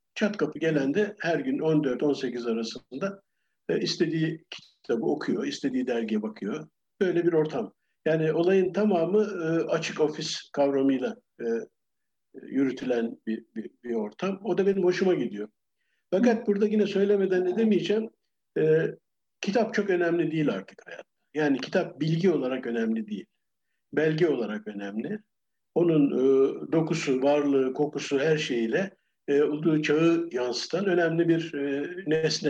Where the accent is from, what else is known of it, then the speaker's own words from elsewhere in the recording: Ankara, Turkey; moved away as an adult; also born or lived in London, United Kingdom / Geneva, Switzerland; now in Bodrum, Turkey; Ben e, Ankara'da doğdum